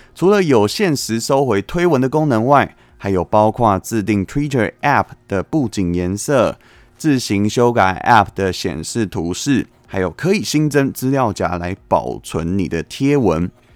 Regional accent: Taiwan; 身为台湾人，一起继续努力吧

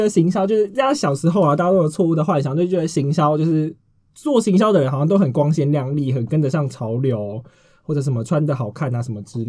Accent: southern Taiwan, Taiwan; 我南部人呢，就是有点

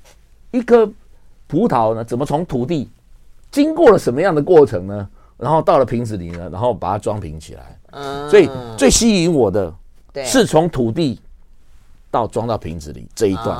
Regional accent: Taiwan; moved away; also born or lived in Switzerland / France; 台湾才是我们永远的家。

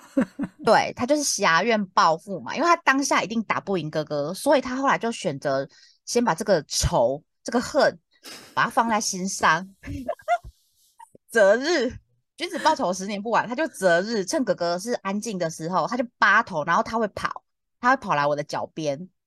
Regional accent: Taiwan; accent: Taiwanese Mandarin; 不是我台湾国语

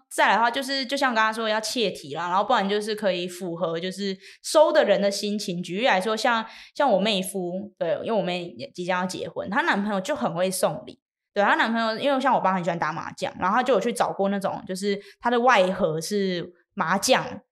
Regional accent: Miaoli County, Taiwan; 我是苗栗人

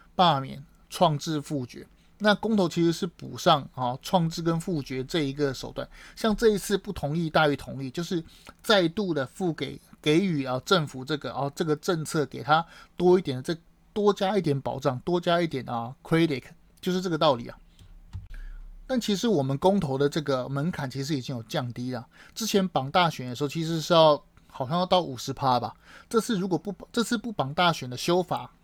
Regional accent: Taiwan; 我们台湾人

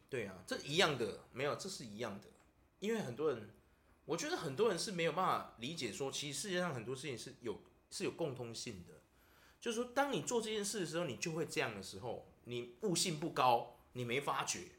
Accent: Taiwan; 我们台湾人

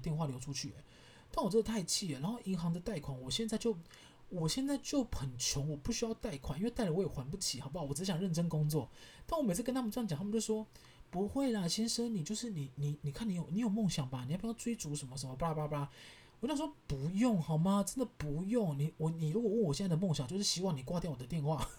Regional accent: Kaohsiung, Taiwan; 我就说，对啊，没错啊，我家是高雄人，我们家买买房子跟买地都付现。

